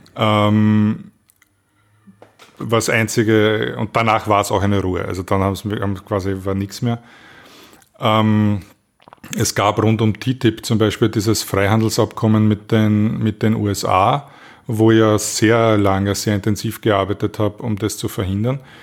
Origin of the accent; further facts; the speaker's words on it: Austria; als Österreicher